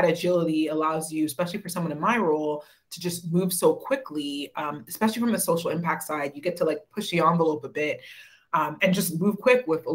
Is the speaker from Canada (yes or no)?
yes; Winnipeg, Manitoba, Canada; moved away as an adult; also born or lived in Toronto; I grew up in Winnipeg, moved to Toronto